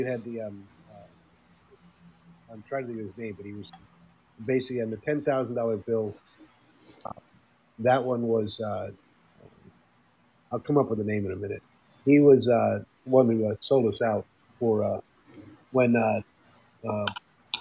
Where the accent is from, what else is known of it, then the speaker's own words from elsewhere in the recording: Netherlands; moved away; when I grew up in the Netherlands